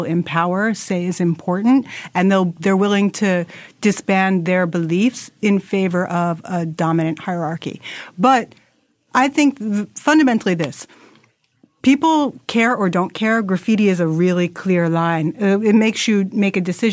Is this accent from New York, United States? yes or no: yes; New York, United States; as a New Yorker